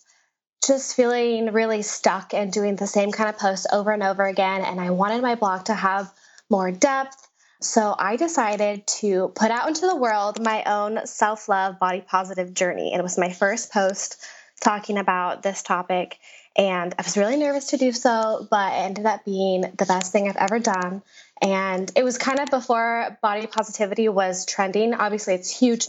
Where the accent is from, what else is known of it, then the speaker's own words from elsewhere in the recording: Las Vegas, Nevada, United States; also born or lived in New York City; I was born and raised in Las Vegas